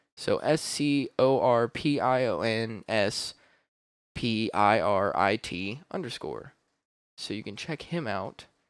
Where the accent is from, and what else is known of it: Columbus, Ohio, United States